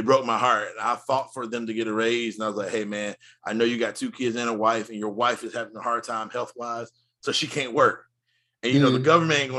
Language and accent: English; United States; I love being an American